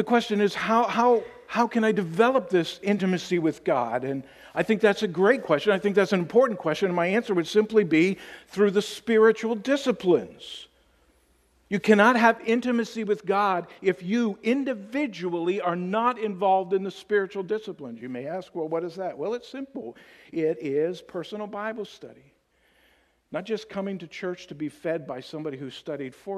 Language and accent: English; Tennessee, United States; I'm from Tennessee, so that's our team